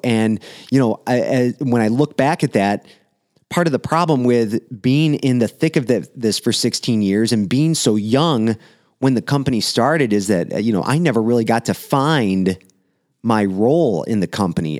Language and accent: English; Romeo, Michigan, United States; in my hometown, downtown Romeo here